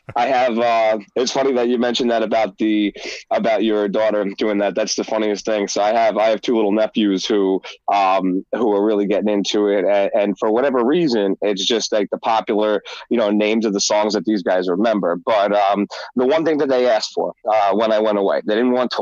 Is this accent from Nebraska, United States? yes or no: no; New York, United States; also born or lived in San Francisco, California; I'm from New York, but I'm born in California